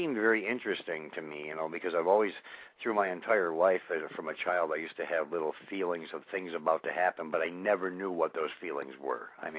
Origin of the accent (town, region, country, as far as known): Olean, New York, United States; born or raised there